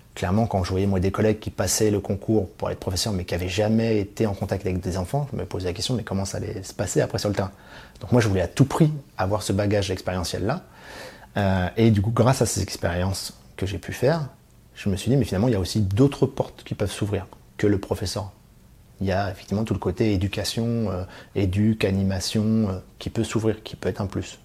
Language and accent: French; Île-de-France, France; also born or lived in Clichy / Valois; j'ai grandi en Ile-de-France, euh, entre euh, la ville de Clichy et le Valois.